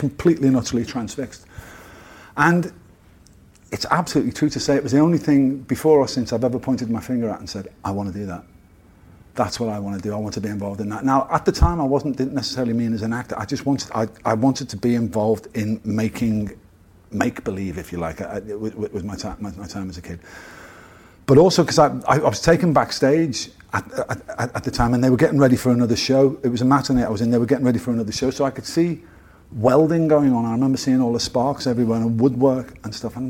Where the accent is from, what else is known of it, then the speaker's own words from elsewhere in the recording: Liverpool, North West England, United Kingdom; Liverpool in the 60s, when I was growing up, 60s and 70s, was like the cultural